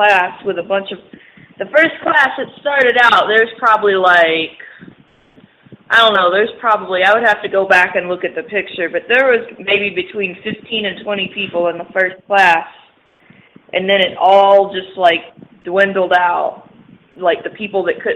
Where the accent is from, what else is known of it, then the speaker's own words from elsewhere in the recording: the South, United States; moved away as an adult; now in Indianapolis, United States; I grew up down south in like a semi-rural area